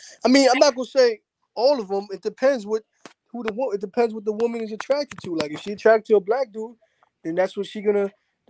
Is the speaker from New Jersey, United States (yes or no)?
yes; New Brunswick, New Jersey, United States; born there; now in New York, United States; before I lived in New York, I lived in Jersey. My whole family is born and raised in New York City, but I used to live in Jersey.